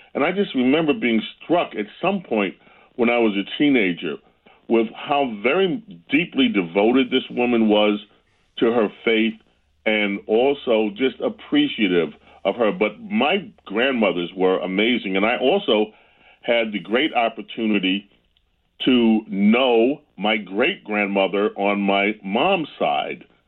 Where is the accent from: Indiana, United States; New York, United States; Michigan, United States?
New York, United States; Growing up in New York was great